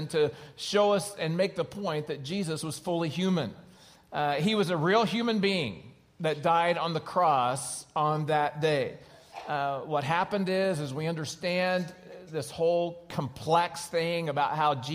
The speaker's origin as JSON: {"language": "English", "region": "Oklahoma", "country": "United States", "tie": "born or raised there", "moved": "yes", "lives_now": "California, United States", "said": "I grew up in Oklahoma"}